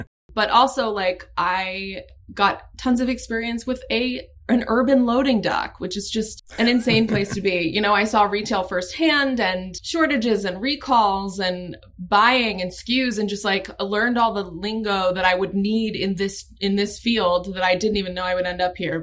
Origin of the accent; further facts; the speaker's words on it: Annapolis, Maryland, United States; also born or lived in Washington, D.C.; I grew up in um, in Maryland, in, in Annapolis, in that area.